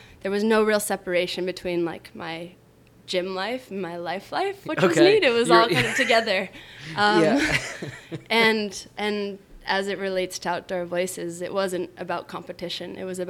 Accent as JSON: {"language": "English", "town": "Boulder", "region": "Colorado", "country": "United States", "tie": "born or raised there", "said": "Boulder, Colorado. Have you been?"}